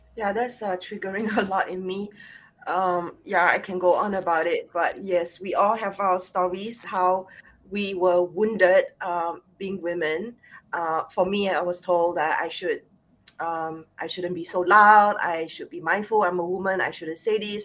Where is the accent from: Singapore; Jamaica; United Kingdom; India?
Singapore; I'm Singaporean Chinese, born and bred in Singapore